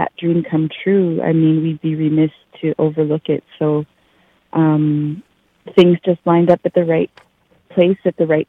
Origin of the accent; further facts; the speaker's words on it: Yellowknife, Northwest Territories, Canada; moved away as an adult; now in Delta, Canada; growing up in Yellowknife